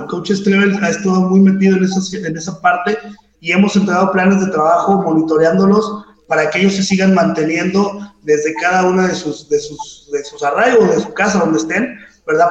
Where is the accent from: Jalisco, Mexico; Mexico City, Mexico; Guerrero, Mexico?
Mexico City, Mexico; soy del DF, juego mis etapas infantiles en Redskins del Estado de México